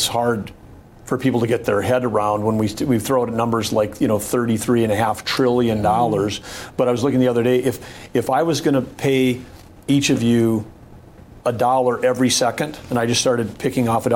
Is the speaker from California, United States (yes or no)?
no; North Dakota, United States; having grown up in a small town